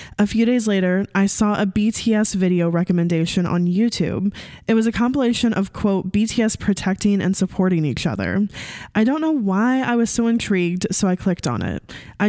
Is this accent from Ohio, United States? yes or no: no; Hawaii, United States; I'm 21 years old and I'm from Hawaii.